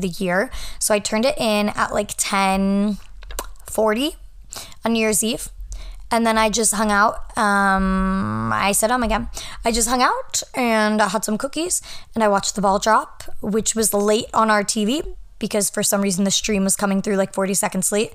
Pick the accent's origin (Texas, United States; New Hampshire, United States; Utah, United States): New Hampshire, United States; moved away as an adult; now in New York City, United States; I am at my family's home in New Hampshire, which is where I'm from